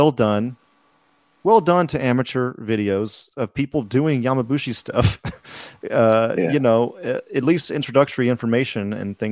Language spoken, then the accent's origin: English; United States; also born or lived in Alabama / Georgia; growing up in the area that I grew up in Alabama and Georgia